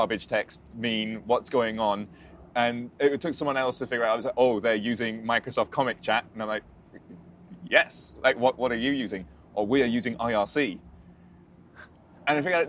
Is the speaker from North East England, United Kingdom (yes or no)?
no; Carlisle, North West England, United Kingdom; born or raised there; first language English